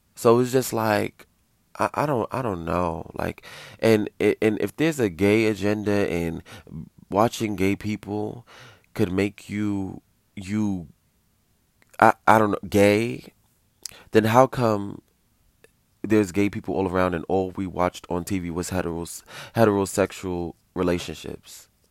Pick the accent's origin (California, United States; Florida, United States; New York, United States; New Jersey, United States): New York, United States; New York City; I grew up in New York City